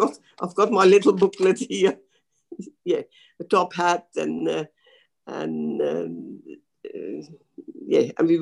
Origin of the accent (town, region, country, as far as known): Netherlands; born or raised there; moved away as an adult; also born or lived in The Hague, Netherlands; now in Australia